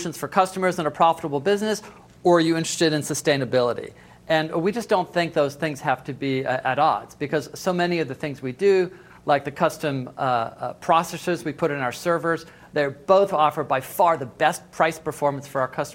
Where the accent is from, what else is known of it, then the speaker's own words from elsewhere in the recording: Seattle, Washington, United States; my hometown